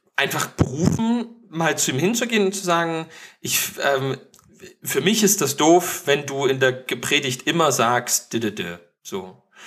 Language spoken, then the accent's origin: German; East Germany, Germany; bei uns im Osten